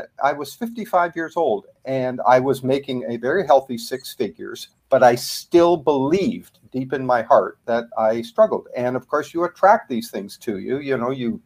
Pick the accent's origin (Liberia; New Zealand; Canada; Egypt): Canada; accent: Canadian; now in United States; I'm a Canadian originally. You'll probably pick that up in my accent.